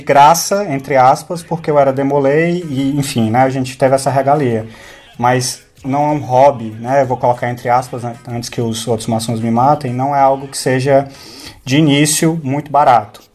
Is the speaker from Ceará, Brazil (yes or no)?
yes; Fortaleza, Ceará, Brazil; accent: cearense; moved away as an adult; now in England, United Kingdom; Sou de Fortaleza. É, nascido, criado estragado né, em Fortaleza, né? E no interior do estado.